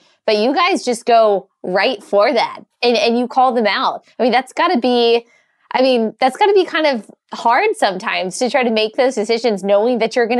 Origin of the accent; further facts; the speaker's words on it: the Bible Belt, United States; So I grew up in the church. I grew up in the Bible Belt.